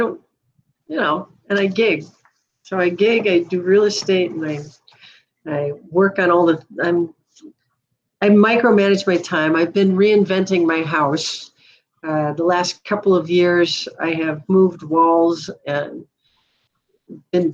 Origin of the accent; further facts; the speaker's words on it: Duluth, Minnesota, United States; I grew up in Duluth